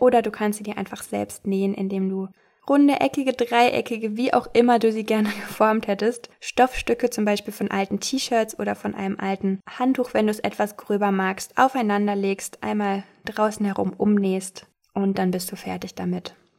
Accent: Castrop-Rauxel, North Rhine-Westphalia, Germany; aus meiner Heimat in Castrop-Rauxel

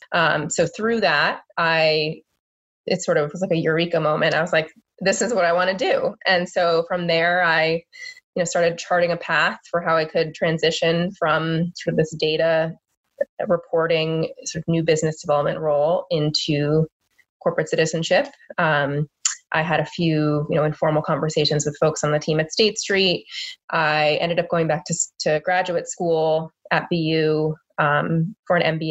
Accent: Boston, Massachusetts, United States; also born or lived in North Carolina; But I grew up in the Boston area.

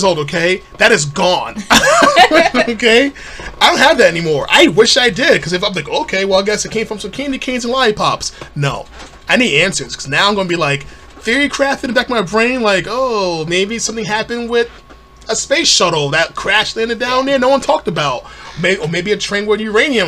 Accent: United States; as an American

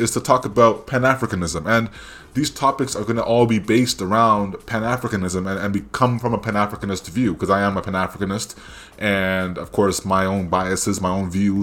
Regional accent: Canada; accent: Anglosphere Canadian; My Anglosphere Canadian accent

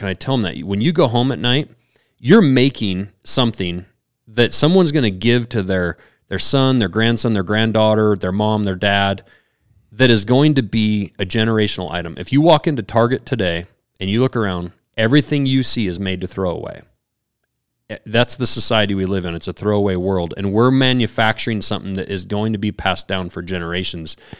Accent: Montana, United States; on my business cards I was from Montana

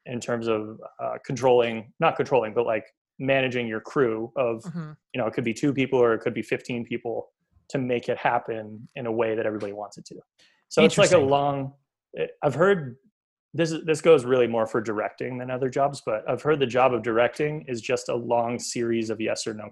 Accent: Beverly, Massachusetts, United States; also born or lived in Boston; I am from Beverly.

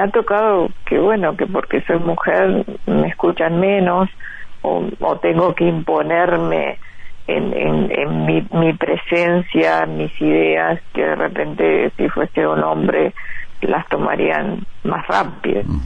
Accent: Uruguay; moved away as an adult; now in Los Angeles, United States; desde que me fui de Uruguay

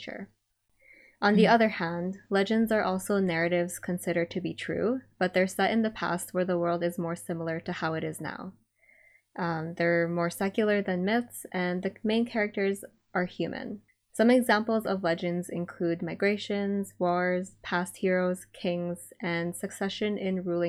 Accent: Baguio, Cordillera Administrative Region, Philippines; I grew up in Baguio, which is also in Luzon.

